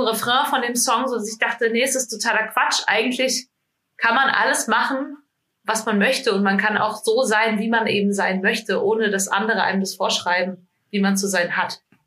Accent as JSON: {"language": "German", "area": "small village near Fulda", "region": "Hesse", "country": "Germany", "tie": "born or raised there", "moved": "yes", "lives_now": "Hamburg, Germany", "said": "Ich komme aus einem ganz kleinen Dorf in Hessen. Ähm, in der Nähe von Fulda bin ich aufgewachsen"}